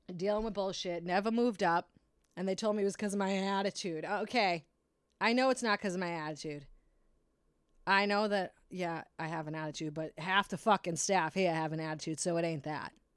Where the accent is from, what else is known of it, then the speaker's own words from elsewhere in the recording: Brockton, Massachusetts, United States; I am from Brockton in the city